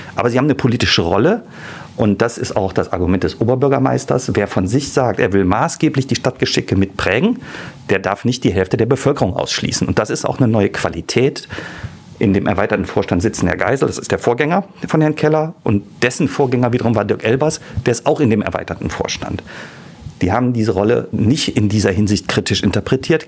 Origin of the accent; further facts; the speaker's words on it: Düsseldorf, North Rhine-Westphalia, Germany; ich bin ja gebürtiger Düsseldorfer